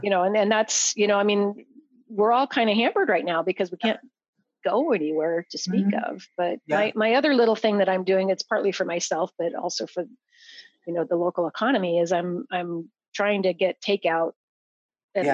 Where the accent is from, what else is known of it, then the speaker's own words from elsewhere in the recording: Idaho, United States; moved away; I grew up in Idaho. Um, in farming country